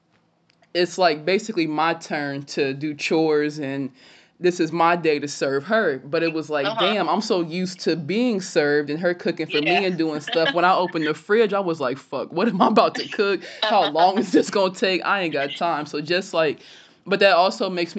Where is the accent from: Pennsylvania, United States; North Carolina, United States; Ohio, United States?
Ohio, United States; West Carrollton; born or raised there; also born or lived in Illinois